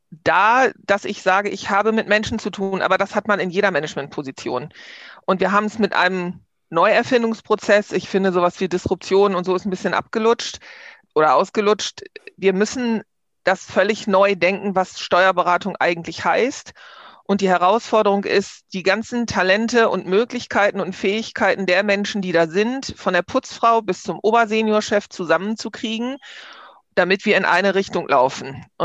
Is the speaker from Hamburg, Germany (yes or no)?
yes; Hamburg, Germany; born there; now in Bergisches Land, Germany; Ich bin in Hamburg geboren, wohne seit 30 Jahren im Bergischen Land und bin aber noch so eine echte norddeutsche Dern.